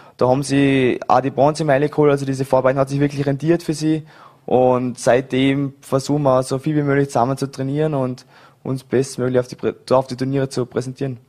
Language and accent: German; Vorarlberg, Austria; moved away; Ich bin in Dormingen geboren, äh, habe ewig lang Volleyball gespielt in Vorarlberg, bis ich 18 war